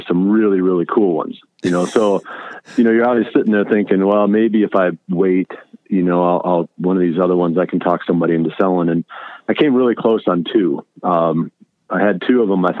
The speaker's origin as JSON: {"language": "English", "area": "Allamakee County", "region": "Iowa", "country": "United States", "tie": "born or raised there", "said": "I grew up in Almaquis County, which is the far northeast corner of Iowa"}